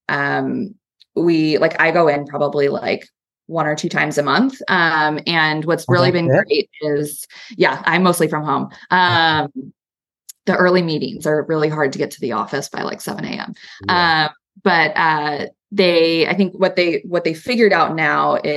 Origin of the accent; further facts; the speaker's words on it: California, United States; also born or lived in New York / San Francisco; as a Californian to walk into the Empire State Building every day for work.